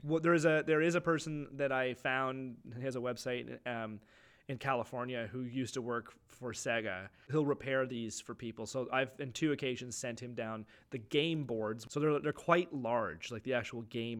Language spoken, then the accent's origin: English; Clinton, Ontario, Canada; when we grew up in Clinton, you could get anything